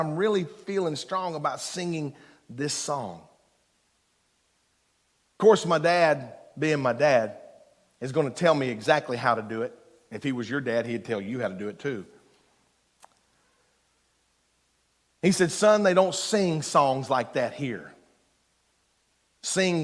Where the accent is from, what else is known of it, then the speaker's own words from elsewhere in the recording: Eastern Kentucky, United States; I'm from Eastern Kentucky, so one hand in the dirt